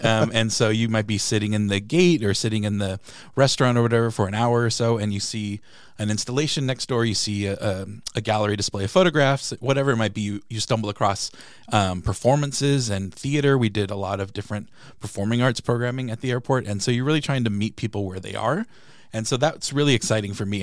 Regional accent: San Diego, California, United States; moved away as an adult; now in Peoria, United States; I'm from San Diego and I'm a huge Padres fan.

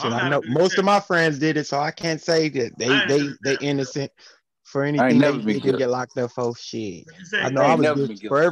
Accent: Pasadena, California, United States; Growing up as a teenager in Pasadena, California

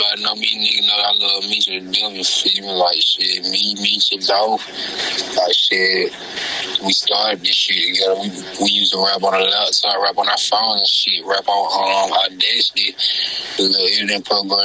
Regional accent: Mosses, Alabama, United States; I come from Mosses

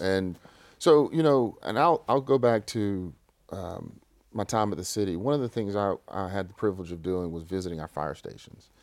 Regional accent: Shreveport, Louisiana, United States; I grew up in West Shreveport, right on Pines Road

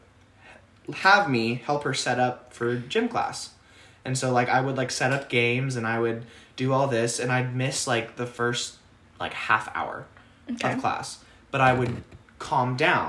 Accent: Wichita, Kansas, United States; also born or lived in Baltimore area, Maryland / Frederick County, Maryland; I was born in Wichita, moved to the Baltimore area when I was like one, moved back when I was like seven or eight

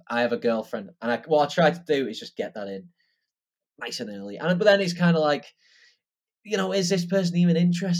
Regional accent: Wigan, North West England, United Kingdom; I was from Wigan

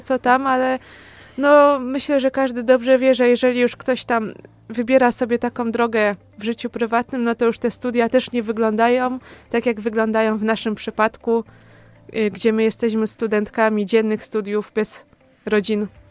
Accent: Opoczno, Łódź Voivodeship, Poland; moved away as an adult; now in Kielce, Poland; jestem z województwa łódzkiego, a dokładniej z Opoczna

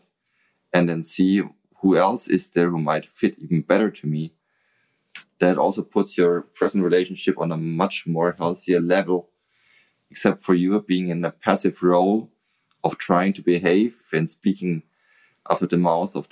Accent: Nuremberg, Bavaria, Germany; English is a second language; I love Nuremberg. Mm. That's my hometown

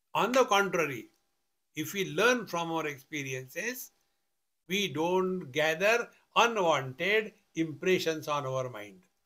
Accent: India; I am a man, I am a sannyasi, I am an Indian

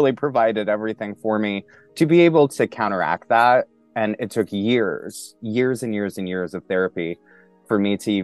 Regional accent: Montana, United States; moved away as an adult; also born or lived in New York City / Poconos, Pennsylvania; now in Pennsylvania, United States; Originally, I'm from Montana. And I moved to New York City when I was 18 years old

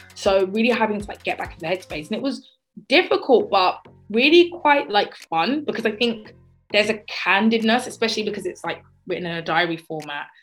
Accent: Croydon, London, United Kingdom; I grew up in Croydon, where I still live

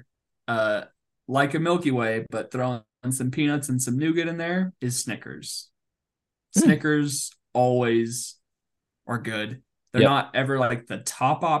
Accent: the Northwest, Pacific Northwest, United States; born or raised there

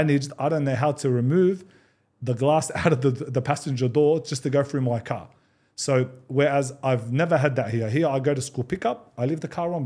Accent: Australia; moved away as an adult; now in Dubai, United Arab Emirates; I love Australia. It's my home country.

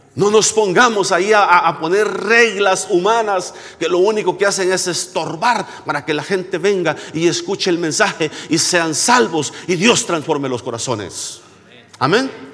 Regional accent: San Isidro, El Salvador; moved away; En mi pueblito donde yo nací, se llama San Isidro.

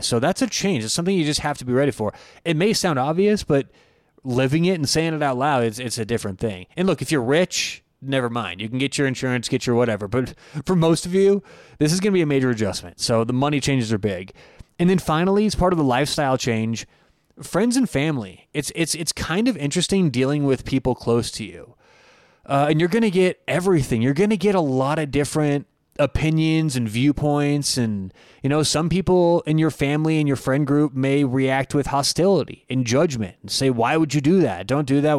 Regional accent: Denver, Colorado, United States; I grew up in Denver, Colorado. I still live in Denver

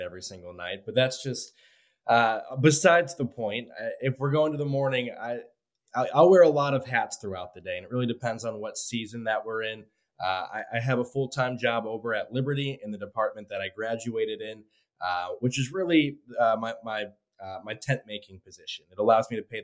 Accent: Cleveland, Ohio, United States; now in Lynchburg, United States; I grew up in Cleveland or just outside of Cleveland

